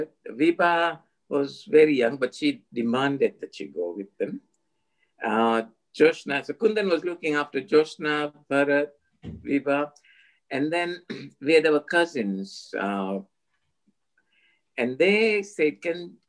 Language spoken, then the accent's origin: English; Miwani, Kisumu County, Kenya; I was born in Miwani. It's right on the equator